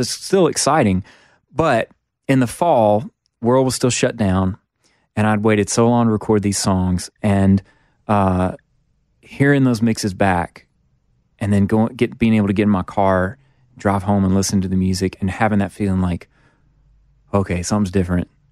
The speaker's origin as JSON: {"language": "English", "region": "Mississippi", "country": "United States", "tie": "born or raised there", "said": "growing up in Mississippi"}